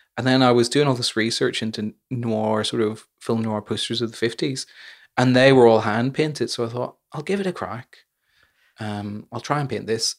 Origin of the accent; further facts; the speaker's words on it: Northern Ireland, United Kingdom; growing up in Northern Ireland